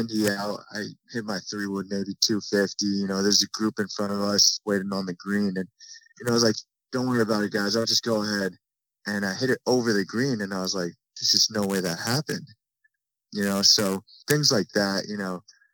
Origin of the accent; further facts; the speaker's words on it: Scotch Plains, New Jersey, United States; moved away; also born or lived in Orlando, Florida; I'm from New Jersey